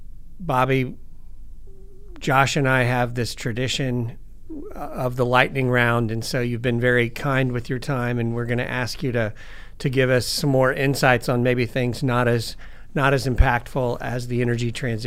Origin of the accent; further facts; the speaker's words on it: Missouri, United States; now in Houston, United States; I'm from a tiny little town in Missouri.